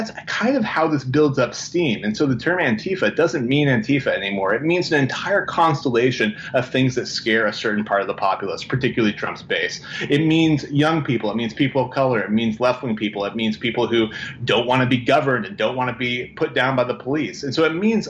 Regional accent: Portland, Oregon, United States; I'm from Portland

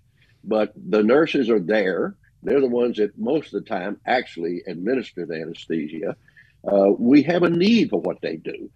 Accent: Pascagoula, Mississippi, United States; my hometown of Pascagoula, Mississippi

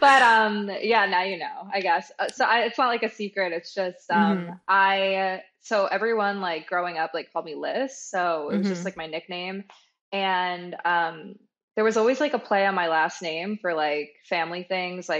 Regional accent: Long Island, New York, United States; I grew up on Long Island, and I have two older brothers

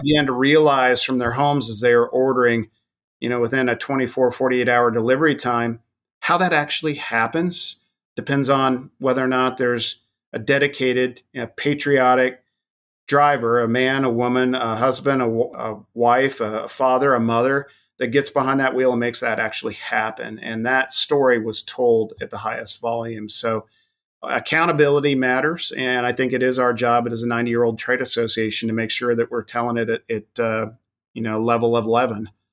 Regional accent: Wyoming, United States; my home state of Wyoming

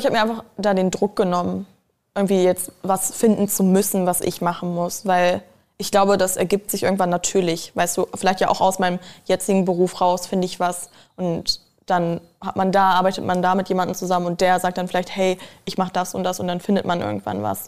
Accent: a village outside Hanover, Lower Saxony, Germany; also born or lived in Spain; now in Berlin, Germany; Ich bin in Hannover zur Schule gegangen, also auf dem Dorf außerhalb von Hannover

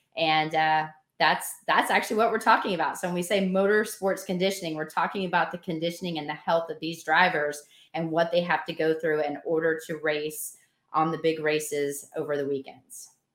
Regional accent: Nashville, Tennessee, United States; I'm from Nashville

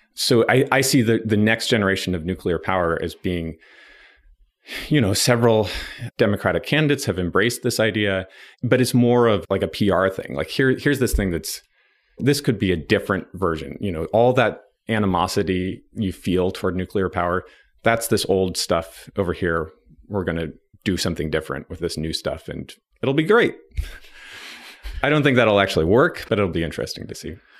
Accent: Nevada City, California, United States; born or raised there; also born or lived in Berkeley, California

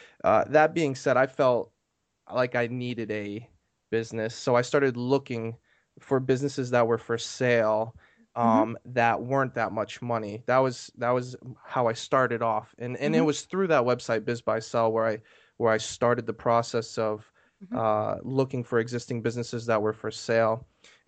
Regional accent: Maine, United States; moved away as an adult; now in Maryland, United States; I'm from Maine originally, but I moved to Maryland for college.

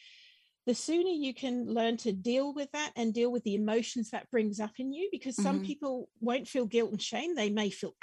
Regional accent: Wellington, New Zealand; I grew up in New Zealand. My teenage years were spent in Wellington, bottom of the North Island.

